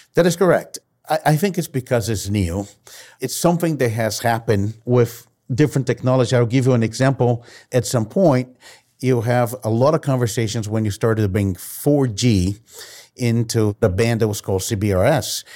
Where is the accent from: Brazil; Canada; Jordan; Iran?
Brazil; moved away; I've been born and raised in Brazil